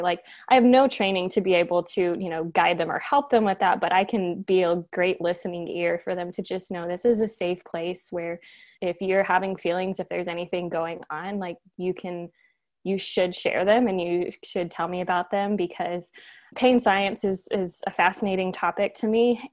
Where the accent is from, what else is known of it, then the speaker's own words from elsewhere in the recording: Cincinnati, Ohio, United States; I'm from Cincinnati